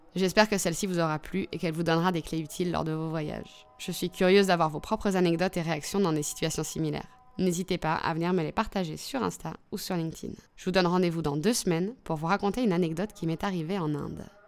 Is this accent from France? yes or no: yes; France; Je suis née en France, mais toute mon enfance, j'ai été bercée par les histoires de Tunisie